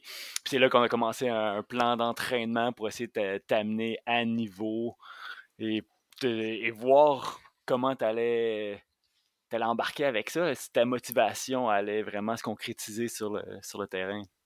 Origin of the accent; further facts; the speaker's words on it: Montérégie, Quebec, Canada; moi, j'ai grandi en Montérégie euh, à la frontière entre la banlieue et les zones agricoles